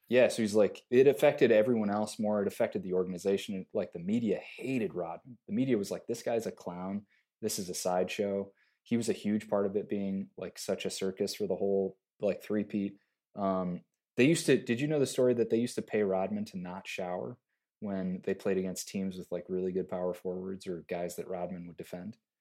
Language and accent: English; Joliet, Illinois, United States; I grew up in Joliet.